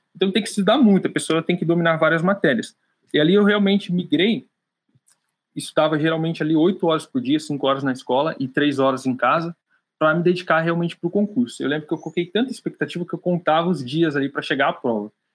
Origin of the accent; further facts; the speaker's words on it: Piedade, São Paulo, Brazil; moved away; Eu nasci no interior de São Paulo, Piedade, é onde eu estou aqui agora de férias um pouquinho, né, passando tempo com a minha família, respirando um pouquinho do ar da minha terra.